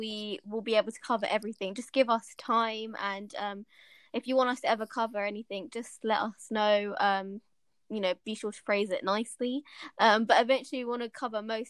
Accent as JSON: {"language": "English", "town": "Kingston upon Thames", "region": "London", "country": "United Kingdom", "said": "I'm like, Kingston"}